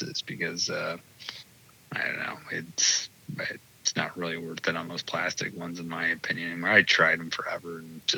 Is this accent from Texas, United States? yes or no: no; Detroit, Michigan, United States; moved away as an adult; also born or lived in Quad Cities, Illinois/Iowa; I grew up in the Detroit metro area, specifically like Livonia and Westland and Canton